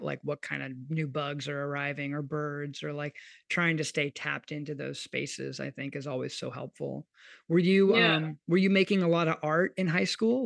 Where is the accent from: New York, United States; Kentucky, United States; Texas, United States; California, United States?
Kentucky, United States; now in New Orleans, United States; I grew up in Kentucky